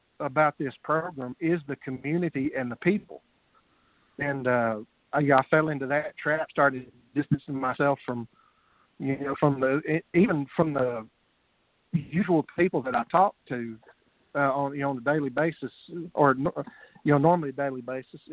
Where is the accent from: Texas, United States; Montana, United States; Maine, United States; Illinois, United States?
Texas, United States; I'm Texan